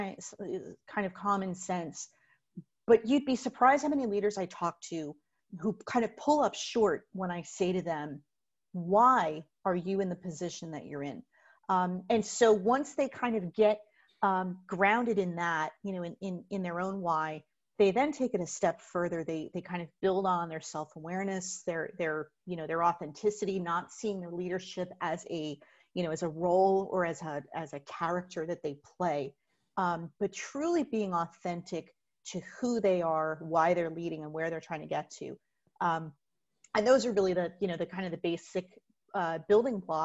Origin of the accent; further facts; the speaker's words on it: Plainfield, New Jersey, United States; my hometown of Plainfield, New Jersey